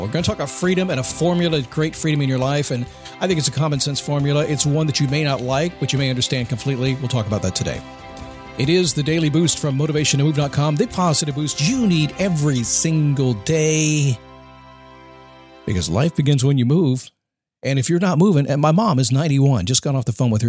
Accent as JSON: {"language": "English", "country": "United States", "said": "I'm an American"}